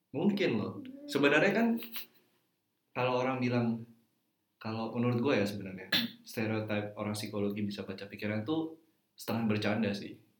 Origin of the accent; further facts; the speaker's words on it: Java, Indonesia; saya ini backgroundnya orang Jawa